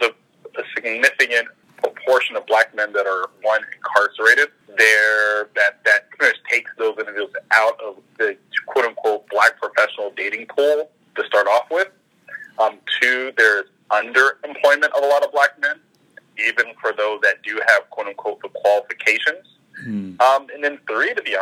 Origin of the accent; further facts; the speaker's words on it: the South, United States; moved away as an adult; now in Toronto, Canada; I'm from the South